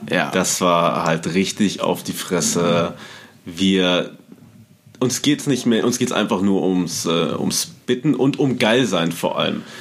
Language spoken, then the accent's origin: German; Paderborn, North Rhine-Westphalia, Germany; moved away; Ich kannte die noch damals aus Paderborn, einer mhm. Hip-Hop-Hochburg zu der Zeit, wo ich herkomme